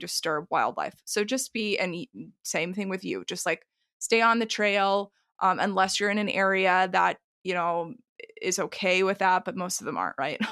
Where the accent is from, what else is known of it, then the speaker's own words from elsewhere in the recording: Texas, United States; I grew up in Texas